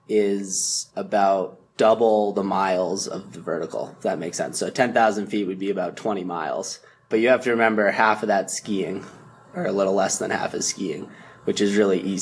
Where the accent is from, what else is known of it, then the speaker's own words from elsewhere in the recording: Massachusetts, United States; I'm from Massachusetts. I'm 25